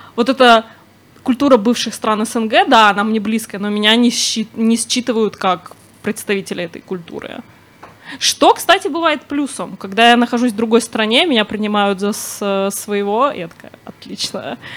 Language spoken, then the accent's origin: Russian; Moscow, Russia; я выросла в Москве